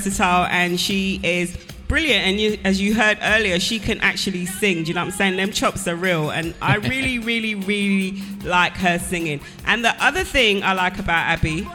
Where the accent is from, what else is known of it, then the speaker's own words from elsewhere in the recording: England, United Kingdom; I'm English.